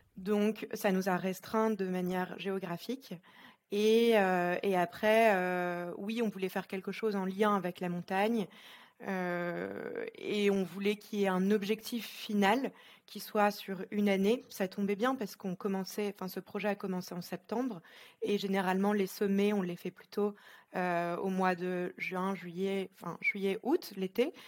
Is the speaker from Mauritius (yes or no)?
no; Lille, Hauts-de-France, France; moved away as an adult; now in Geneva, Switzerland; je suis originaire de France, de Lille